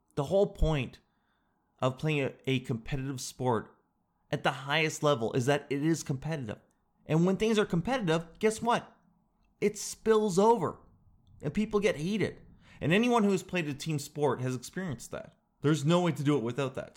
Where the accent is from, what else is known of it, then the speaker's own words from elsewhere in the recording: Canada; I'm Canadian